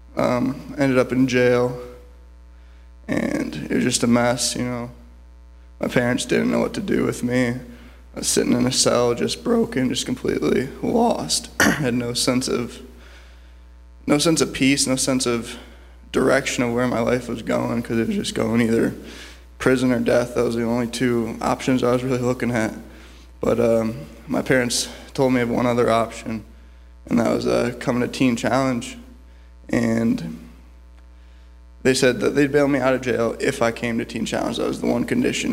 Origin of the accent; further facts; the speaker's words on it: Cleveland, Ohio, United States; I'm from Cleveland, Ohio